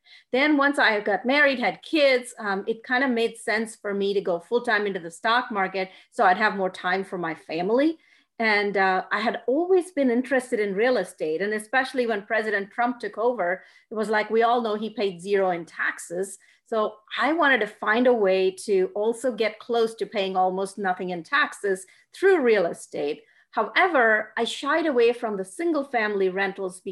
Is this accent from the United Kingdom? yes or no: no; India; moved away as an adult; now in Dallas, United States; I'm originally from India